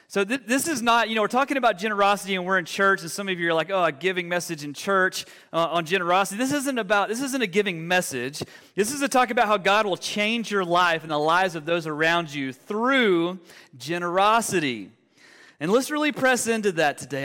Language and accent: English; Alabama, United States; moved away as an adult; now in Denver, United States; we're originally from, from Alabama. Uh, and we moved to the Denver Metro about four years ago